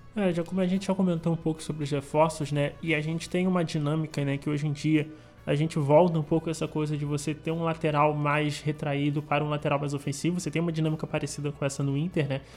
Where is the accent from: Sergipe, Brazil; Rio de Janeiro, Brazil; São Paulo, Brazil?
Rio de Janeiro, Brazil; moved away as an adult; now in Rio Grande do Sul, Brazil; eu que venho do Rio de Janeiro